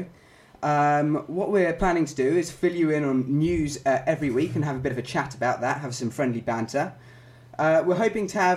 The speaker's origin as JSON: {"language": "English", "region": "London", "country": "United Kingdom", "moved": "as an adult", "lives_now": "Bristol, United Kingdom", "said": "I'm from London"}